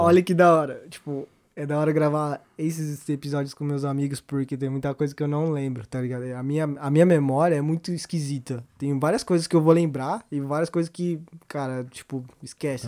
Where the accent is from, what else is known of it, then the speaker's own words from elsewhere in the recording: Osasco, São Paulo, Brazil; O Ribeiro é uma é a escola onde a gente estudou aqui em Osasco